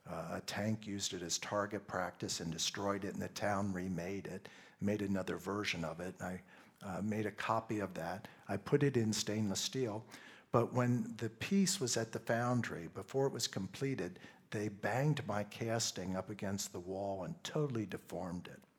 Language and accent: English; Pennsylvania, United States; I grew up in Pennsylvania, and in Pennsylvania, we have a large German population.